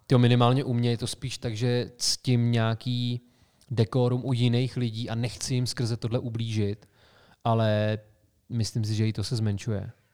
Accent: Karlovy Vary Region, Czechia; Cheb leží v Karlovarském kraji, odkud pocházíme

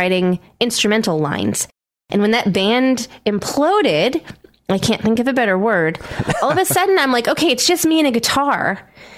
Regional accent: Wareham, Massachusetts, United States; Wareham, my hometown, and the south coast of Massachusetts and Cape Cod

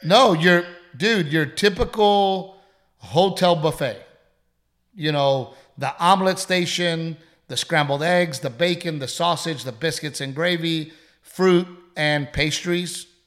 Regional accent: Texas, United States; I'm a Texan, and I love being a Texan

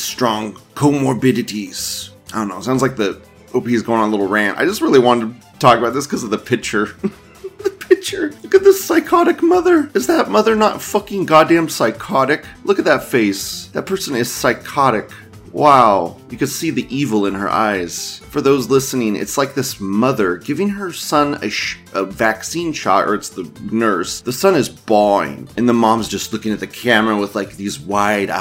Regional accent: United States; as an American dude

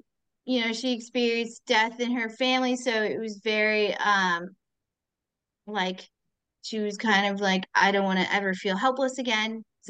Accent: United States; I'm the only American author in this series of authors.

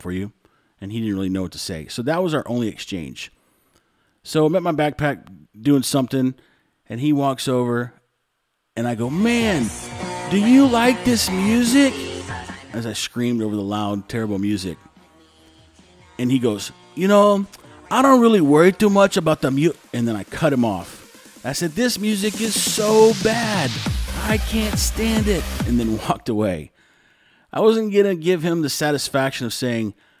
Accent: Texas, United States; now in Nicaragua; I'm from the U.S. And I looked at him, I go, Texas.

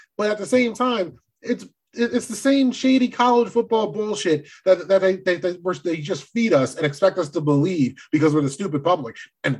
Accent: New Jersey, United States; I'm from Jersey.

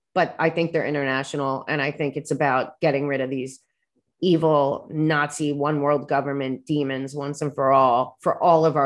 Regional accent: New York, United States; I'm a New Yorker

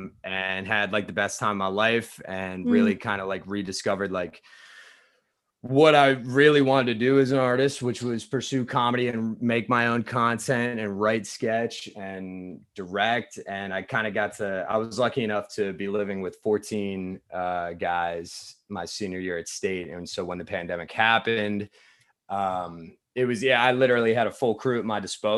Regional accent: Virginia, United States; Okay, I grew up in Loudoun County, Virginia. So like right in the north. Cool. So yeah, so I'm from Northern Virginia.

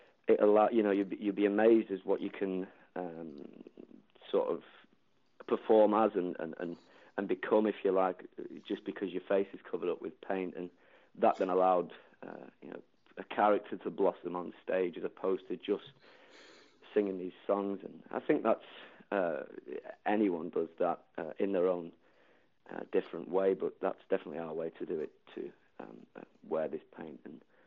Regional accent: Doncaster, Yorkshire and the Humber, United Kingdom; moved away as an adult; Doncaster was... I mean, we've not been in Doncaster now for 4 years, but regardless, Doncaster was you know, a huge part in our lives

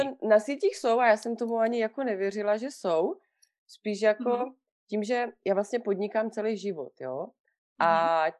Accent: Vyškov, South Moravian Region, Czechia; now in Switzerland; já pocházím z Výškova, jo, bydlím v, mm-hmm. v ve Švýcarsku, ale pocházím z Výškova na Moravě

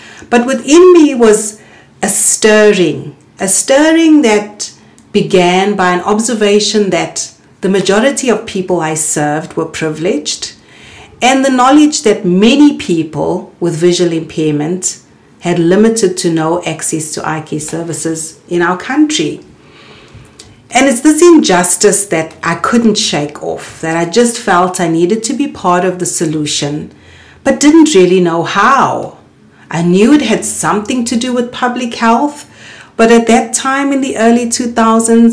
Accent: South Africa; also born or lived in Cape Town; a South African trained optometrist

